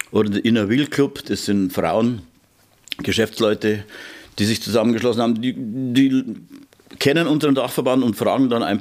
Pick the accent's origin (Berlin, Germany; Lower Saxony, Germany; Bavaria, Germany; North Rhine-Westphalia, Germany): Bavaria, Germany; Regensburg; Ich bin da hinten aufgewachsen in der Westnerwacht und da waren wir als Kinder schon immer und hinterher mit den ersten Freundinnen und dann wieder mit den Eltern und all.